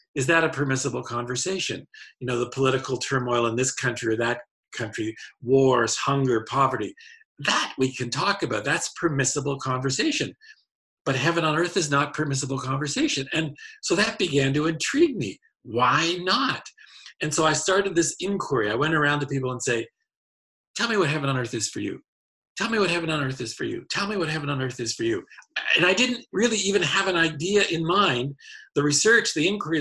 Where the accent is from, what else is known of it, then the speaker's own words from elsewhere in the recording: Hamilton, Ontario, Canada; moved away as an adult; also born or lived in Prince Edward Island, Canada; now in United States; I was born and raised in Hamilton, Ontario, Canada